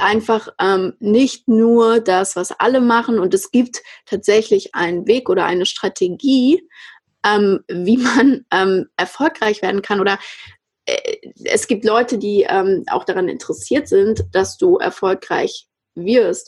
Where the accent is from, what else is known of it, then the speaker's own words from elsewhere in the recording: Frankfurt, Hesse, Germany; Ich bin ja aus Frankfurt und in Frankfurt auch aufgewachsen